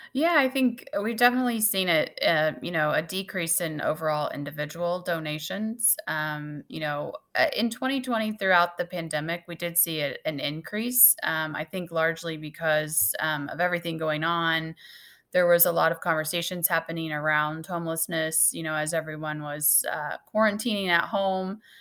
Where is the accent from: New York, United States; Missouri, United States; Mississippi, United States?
Missouri, United States; Salisbury; also born or lived in Maryville, Missouri; I grew up in Salisbury, Missouri, which is a couple hours from here